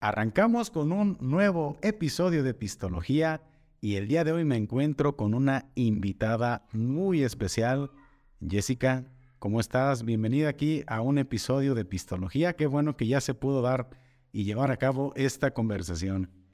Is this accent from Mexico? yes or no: yes; Atotonilco el Alto, Jalisco, Mexico; moved away as an adult; now in Zapotlanejo, Mexico; Yo soy de Totonilco, Totonilco el Alto, y también por cuestiones de chamba llegué aquí a Zapotlanejo